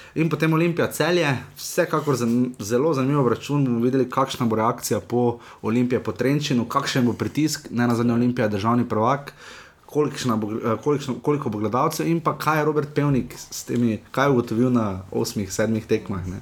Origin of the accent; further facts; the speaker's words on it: Maribor, Slovenia; smo Mariborčani